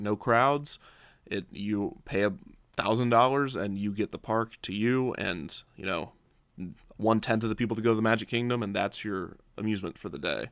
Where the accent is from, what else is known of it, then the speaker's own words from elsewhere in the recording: Midwest, United States; I grew up in the Midwest